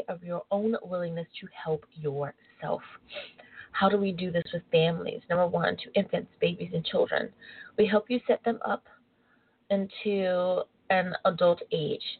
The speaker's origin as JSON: {"language": "English", "country": "United States", "tie": "born or raised there", "said": "being born an American."}